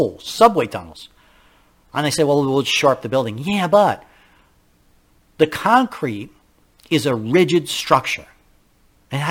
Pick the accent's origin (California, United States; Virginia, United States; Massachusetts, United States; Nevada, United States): California, United States; Castaic; my hometown in Castaic